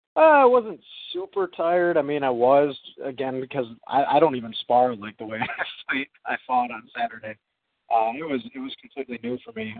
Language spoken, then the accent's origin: English; Green Bay, Wisconsin, United States; my hometown